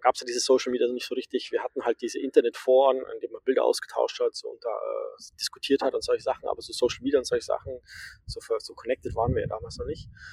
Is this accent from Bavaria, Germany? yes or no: yes; Amberg, Bavaria, Germany; also born or lived in Groningen, Netherlands; ich bin, äh, in der Oberpfalz aufgewachsen, in der Nähe von Amberg